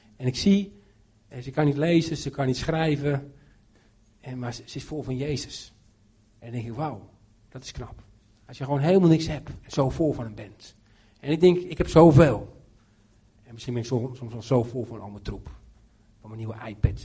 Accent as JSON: {"language": "Dutch", "country": "Netherlands", "moved": "yes", "lives_now": "Romania"}